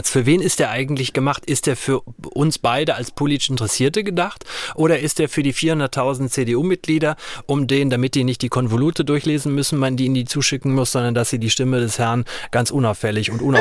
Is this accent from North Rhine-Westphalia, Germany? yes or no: yes; Arnsberg, North Rhine-Westphalia, Germany; now in Berlin, Germany; gehe mit offenen Augen auch durch Berlin und durch meine Heimatstadt Arnsberg.